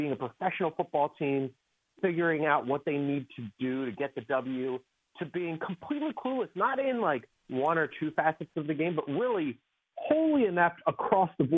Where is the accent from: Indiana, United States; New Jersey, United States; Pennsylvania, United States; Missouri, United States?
Pennsylvania, United States; Philadelphia; I'm from Philadelphia.